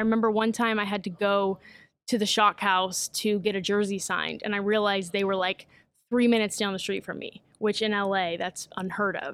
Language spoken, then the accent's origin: English; Vallejo, California, United States; I'm from Vallejo, California. Um, grew up there